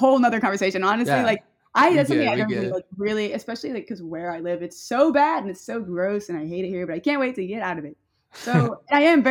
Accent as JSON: {"language": "English", "region": "Northern Louisiana", "country": "United States", "said": "I'm from like Northern Louisiana, so it's not even like the fun part"}